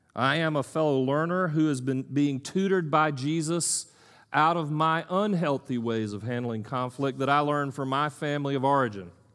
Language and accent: English; United States; I'm an American male, educated